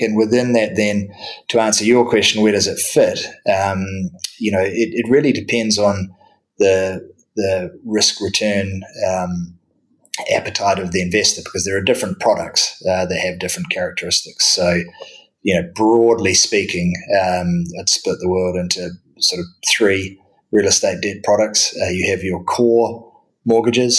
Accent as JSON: {"language": "English", "country": "New Zealand", "tie": "born or raised there", "moved": "as an adult", "lives_now": "London, United Kingdom", "said": "originally in my home country of, of New Zealand. So that, that explains the accent"}